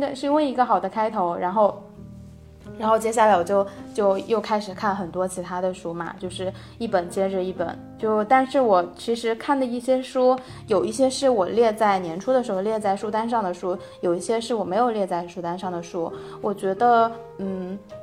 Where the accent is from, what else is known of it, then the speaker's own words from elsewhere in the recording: China; moved away as an adult; now in Sweden; 我是中国人，然后我在瑞典工作